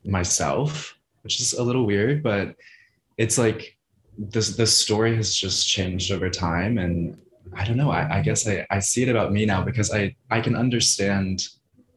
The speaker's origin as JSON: {"language": "English", "region": "Indiana", "country": "United States", "tie": "born or raised there", "said": "I'm from Indiana. I feel like most people wouldn't guess that I'm from the Midwest, but that's where I was born and raised"}